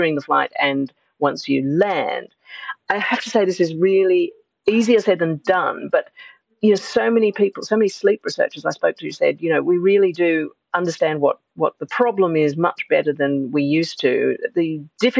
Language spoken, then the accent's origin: English; Australia; moved away as an adult; now in London, United Kingdom; you might be able to hear that I am originally from Australia, and even though I've been living in London for more than 20 years, this is still a readily observable fact